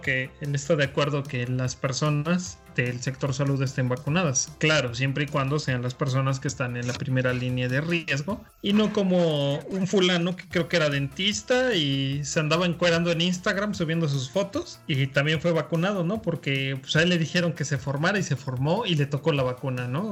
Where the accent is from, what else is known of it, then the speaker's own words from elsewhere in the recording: Mexico; Como mexicanos